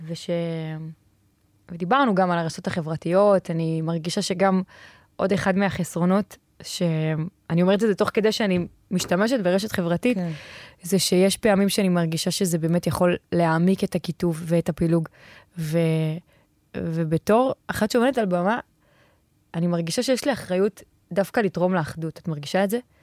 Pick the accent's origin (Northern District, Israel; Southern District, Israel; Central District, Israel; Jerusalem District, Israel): Southern District, Israel; Ashdod; אני מגיעה מאשדוד